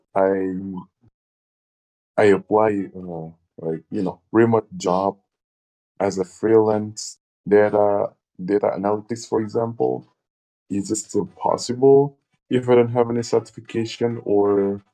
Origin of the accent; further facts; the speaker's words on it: Indonesia; English is a second language; I'm from Indonesia